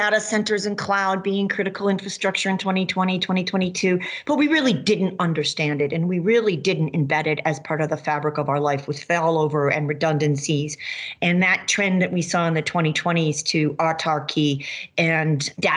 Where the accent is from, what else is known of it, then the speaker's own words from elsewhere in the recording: Massachusetts, United States; now in Maine, United States; where I grew up in Massachusetts